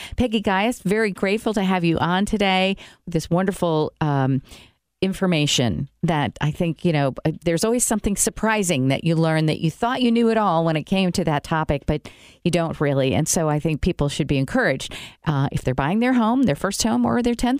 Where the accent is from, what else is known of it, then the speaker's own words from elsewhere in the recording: New York, United States; I'm curious because I came from New York and I've never heard of any of this before. So is this an Indiana thing?